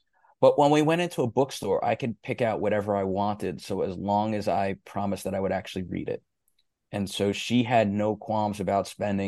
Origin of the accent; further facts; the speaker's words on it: New York, United States; Growing up in New York, we had these rock stations. There were two big rock stations in New York.